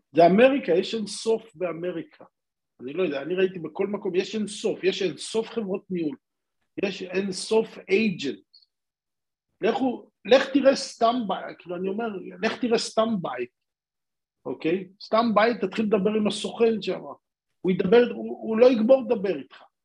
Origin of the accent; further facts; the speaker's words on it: Israel; now in Singapore; אנחנו ישראלים